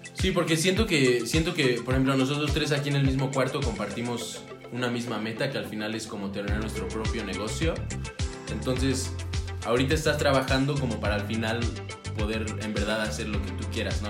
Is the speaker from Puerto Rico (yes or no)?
no; Mexico; moved away; yo ya salí de México